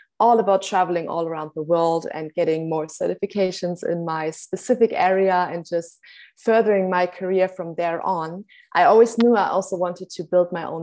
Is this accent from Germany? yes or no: yes; Germany; now in Cape Town, South Africa; I'm originally from Germany, actually, but by now actually residing in Cape Town, South Africa